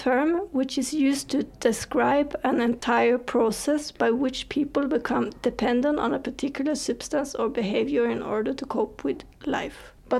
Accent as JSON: {"language": "English", "country": "Sweden", "second_language": "English", "moved": "yes", "lives_now": "Mexico", "said": "And I'm from Sweden."}